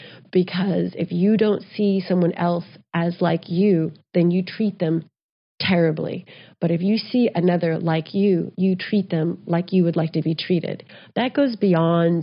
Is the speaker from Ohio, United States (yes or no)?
no; Texas, United States; also born or lived in New Mexico; I grew up in Texas and New Mexico